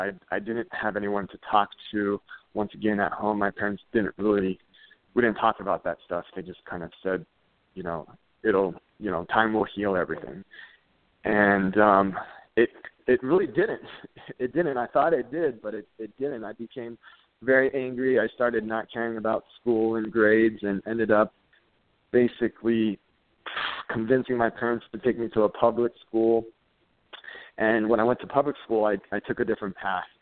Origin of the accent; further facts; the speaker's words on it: California, United States; I grew up in the San Gabriel Valley, uh, that's out in Southern California.